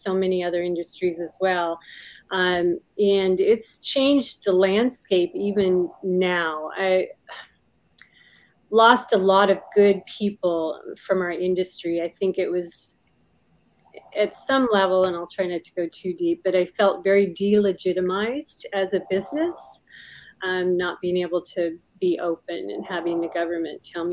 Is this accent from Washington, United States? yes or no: yes; Puyallup, Washington, United States; I grew up in Puyallup, kind of on a farm